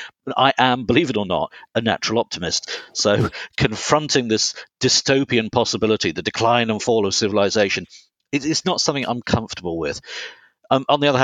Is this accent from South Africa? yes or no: no; Herefordshire, West Midlands, United Kingdom; moved away; I grew up on the Welsh border in Herefordshire